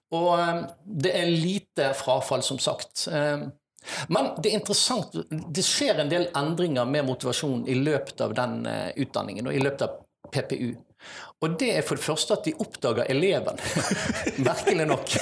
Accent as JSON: {"language": "Norwegian", "town": "Vikersund", "region": "Buskerud", "country": "Norway", "tie": "born or raised there", "moved": "yes", "lives_now": "Bergen, Norway", "said": "Men jeg har faktisk hatt veldig store deler av oppveksten min på Østlandet. I Vikersund, Modum kommune. Der hadde jeg nesten hele skoletiden min"}